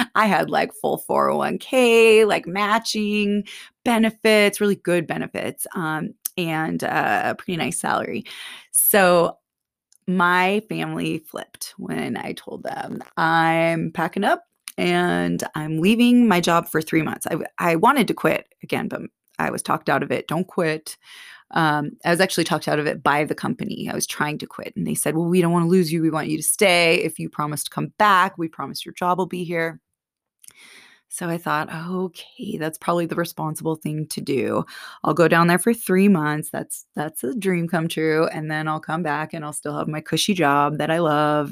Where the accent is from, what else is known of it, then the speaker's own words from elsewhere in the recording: Bay Area, Silicon Valley, California, United States; moved away as an adult; growing up in the Bay Area, Silicon Valley, it was that, everyone was a workaholic there.